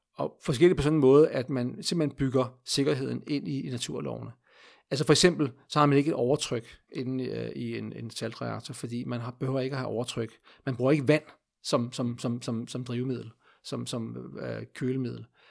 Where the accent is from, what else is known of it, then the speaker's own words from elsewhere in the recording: Denmark; vi som danskere